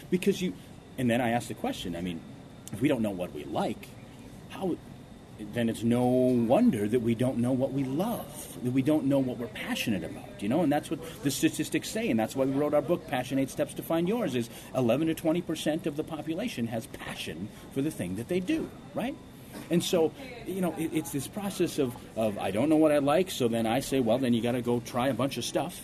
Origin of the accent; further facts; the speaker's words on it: Ortonville, Minnesota, United States; also born or lived in Seoul, South Korea; When I was young, growing up in Ortonville, Minnesota